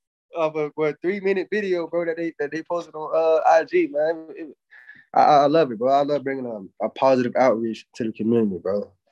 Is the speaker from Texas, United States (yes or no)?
no; Jacksonville, Florida, United States; I grew up in I grew up in Jacksonville, which is like